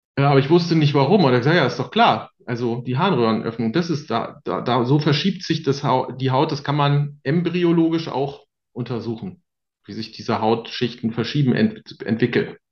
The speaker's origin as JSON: {"language": "German", "region": "Bremen", "country": "Germany", "tie": "born or raised there", "said": "in Bremen, wo ich groß geworden ist"}